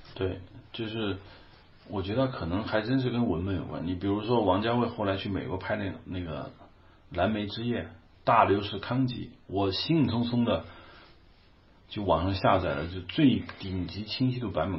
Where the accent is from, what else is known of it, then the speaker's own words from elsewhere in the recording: China; 我们大陆这边